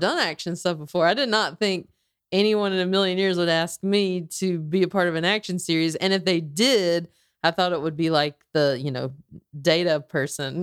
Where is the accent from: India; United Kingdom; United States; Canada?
United States; the South; growing up in the South